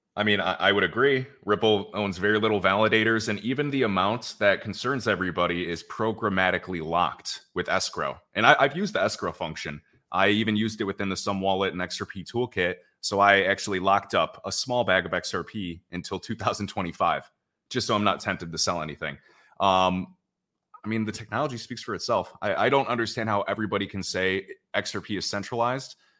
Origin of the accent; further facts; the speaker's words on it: Chicago, Illinois, United States; moved away as an adult; now in Puerto Rico; I'm actually from Chicago